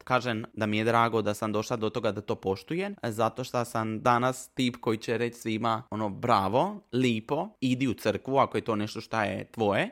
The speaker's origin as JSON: {"language": "Croatian", "town": "Trogir", "region": "Split-Dalmatia County", "country": "Croatia", "tie": "born or raised there", "said": "Marija i ja smo odrasli u Trogiru"}